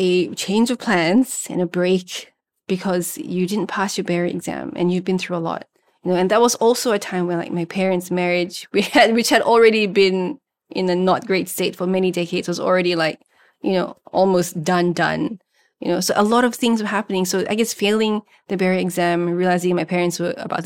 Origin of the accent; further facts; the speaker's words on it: Singapore; first language Malay; even in Singapore, the country of my birth